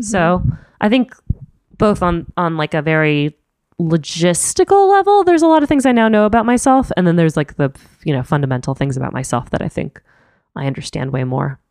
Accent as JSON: {"language": "English", "town": "Miami", "region": "Florida", "country": "United States", "also_born_or_lived": "Chicago / New York", "moved": "yes", "lives_now": "San Francisco Bay Area, United States", "said": "I'm from Miami originally. I lived in Chicago, that's where I went to school"}